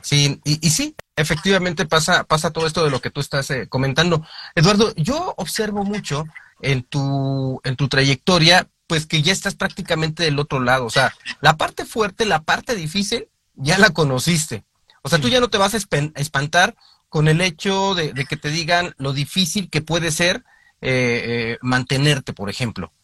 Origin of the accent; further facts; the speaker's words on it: Mexico; nuestra perspectiva en, en, en, México